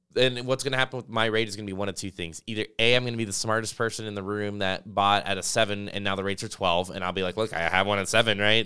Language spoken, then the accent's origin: English; Las Vegas, Nevada, United States; moved away; I grew up in Las Vegas.